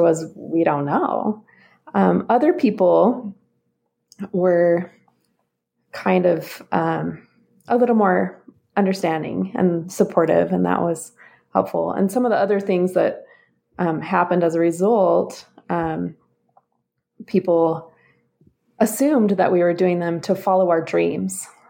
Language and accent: English; Boise, Idaho, United States; now in Utah, United States; I'm originally from the Boise area in Idaho